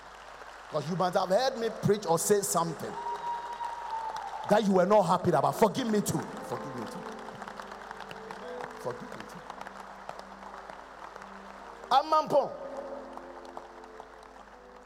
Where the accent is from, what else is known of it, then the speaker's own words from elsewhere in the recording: Accra, Greater Accra, Ghana; I'm from Kolegono